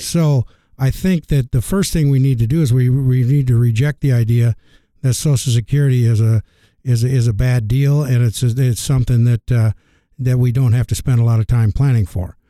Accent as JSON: {"language": "English", "town": "Algona", "region": "Iowa", "country": "United States", "tie": "born or raised there", "said": "came back to my hometown of Elgona, Iowa"}